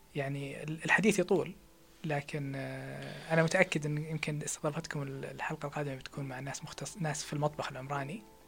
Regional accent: Saudi Arabia; احنا في السعودية

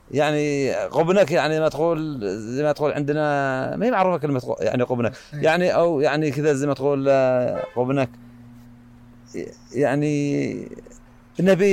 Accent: South Yemen, Yemen; لأن عندنا نظام عندنا في الجنوب قبل الوحدة كان ممنوع على المواطنين ان يغتربوا برا

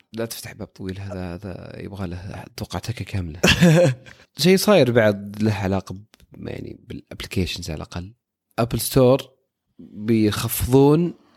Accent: Saudi Arabia; عندنا في السعوديه

